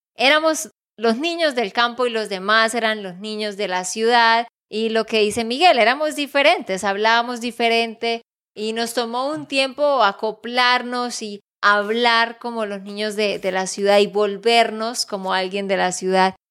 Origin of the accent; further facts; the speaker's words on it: Santander, Colombia; de Santander, Colombia